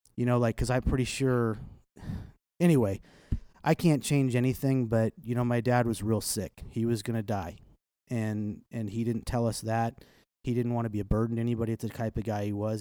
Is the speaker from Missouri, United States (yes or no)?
yes; Kansas City, Missouri, United States; I grew up in South Kansas City